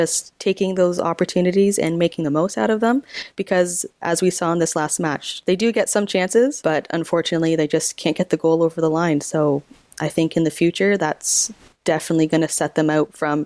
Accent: Canada; being Canadian

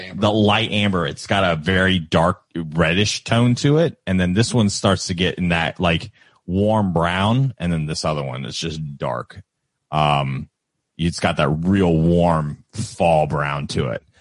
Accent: Kentucky, United States; we're from Kentucky

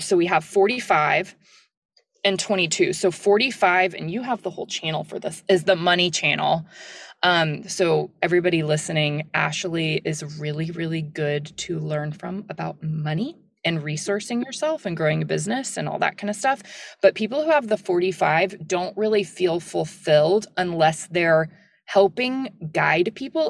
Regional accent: the South, United States; I'm from the South and it's like, I'm not a little like Southern belle at all

